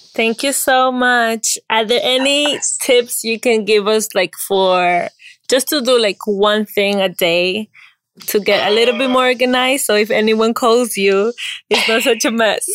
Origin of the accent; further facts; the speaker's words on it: Peru; I'm from Peru